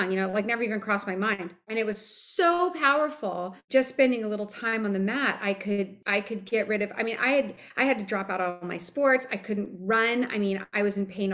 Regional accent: Hawaii, United States; I grew up in Hawaii

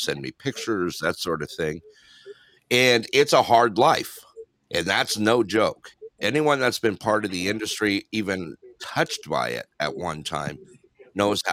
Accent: Dana Point, California, United States; also born or lived in Big Bear Lake, California; I grew up in Dana Point, California, and also Big Bear Lake. That's where I grew up.

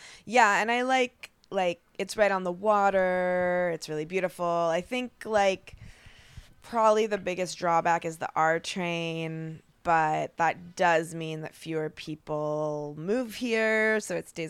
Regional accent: Portland, Oregon, United States; moved away as an adult; In Oregon, in Portland.

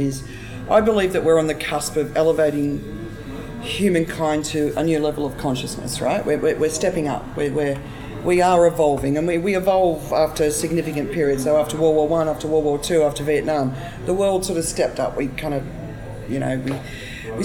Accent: Australia; as an Australian

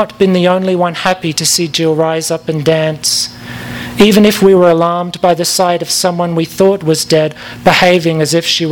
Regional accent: Perth, Western Australia, Australia; moved away as an adult; also born or lived in London, United Kingdom; now in Los Angeles, United States; I left Perth in 1994. I'm from Perth in Western Australia, and then I moved to London, and then I moved here.

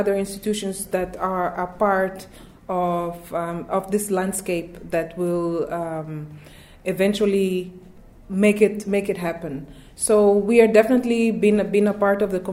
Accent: Mozambique; moved away as an adult; also born or lived in Netherlands; I'm born and raised in Mozambique.

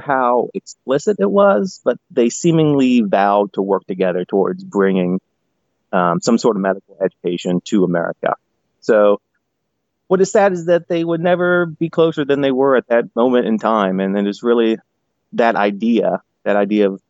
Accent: West Virginia, United States; I am from West Virginia, and so I spent most of my life here in West Virginia.

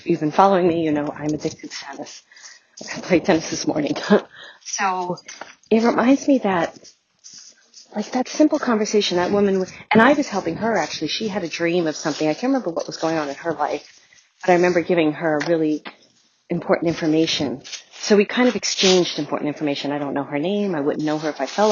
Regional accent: New York City, New York, United States; I grew up in Brooklyn

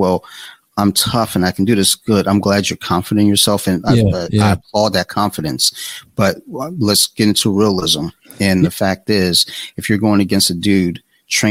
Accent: Columbia, Maryland, United States; also born or lived in Detroit, Michigan / Flint, Michigan; I'm from Detroit, but I didn't grow up in Detroit. I grew up in Columbia

